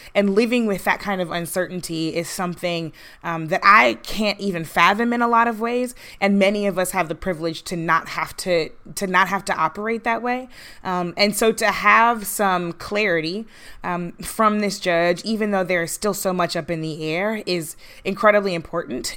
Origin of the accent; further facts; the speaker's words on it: St. Louis, Missouri, United States; I grew up in Saint Louis